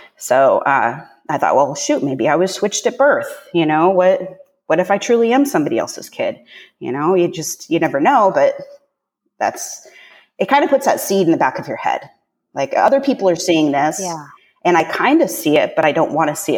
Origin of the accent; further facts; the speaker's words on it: Pacific Northwest, United States; also born or lived in Northern California; I was born in Northern California when my parents first got together, and they proceeded to move north to the Pacific Northwest.